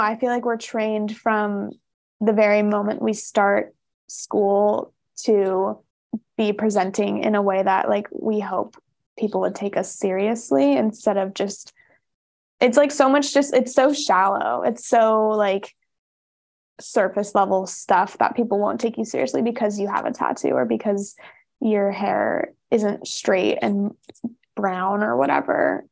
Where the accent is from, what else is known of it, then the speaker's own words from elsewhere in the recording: Rogue Valley, Oregon, United States; I grew up in the Rogue Valley